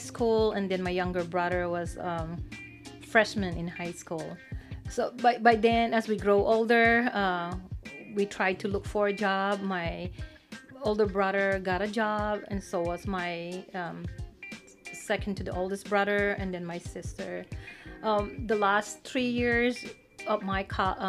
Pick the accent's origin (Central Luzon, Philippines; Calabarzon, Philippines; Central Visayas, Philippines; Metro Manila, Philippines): Central Luzon, Philippines; Mabalacat; English is a second language; moved away as an adult; also born or lived in Izmir, Turkey; now in United States; I was born in the Philippines. I'm from the Luzon Island, province of Pampanga, the old Mabalacat city. I grew up with both my parents